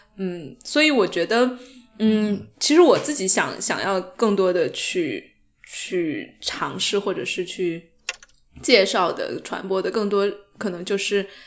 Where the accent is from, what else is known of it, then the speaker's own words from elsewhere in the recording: Sichuan, China; 其实跟我们四川人真的有点像